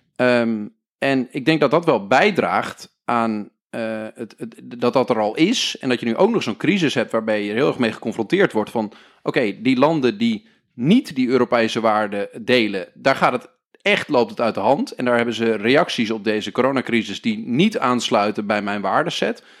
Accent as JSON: {"language": "Dutch", "country": "Netherlands"}